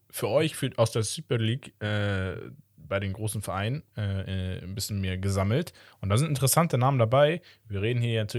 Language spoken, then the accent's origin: German; Sivas, Sivas Province, Turkey; Sivasport als Pokalsieger, meine Heimatstadt.